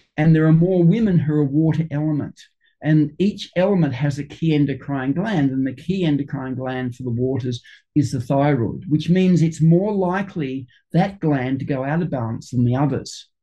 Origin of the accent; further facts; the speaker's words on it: Sydney, New South Wales, Australia; I grew up in Sydney, just about 45 minutes northwest of the CBD